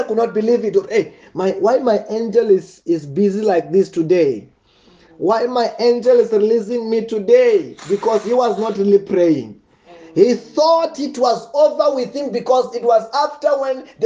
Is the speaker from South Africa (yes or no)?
yes; Venda, Limpopo, South Africa; Where I'm from Venda, witchcraft is very, very deep.